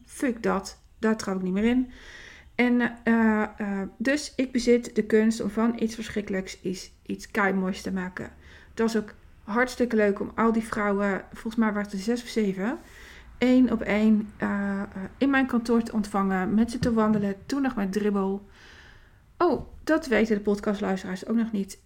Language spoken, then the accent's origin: Dutch; Winterswijk, Gelderland, Netherlands; in het ziekenhuis in Winterswijk